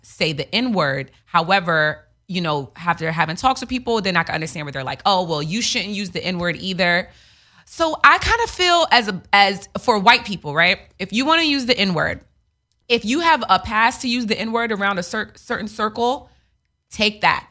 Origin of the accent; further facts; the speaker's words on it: New York, United States; also born or lived in Queens; I grew up in New York. I went to high school and we, no white kids